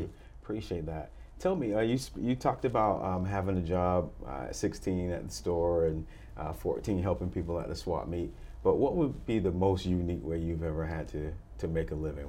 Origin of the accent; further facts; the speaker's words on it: United States; I grew up in America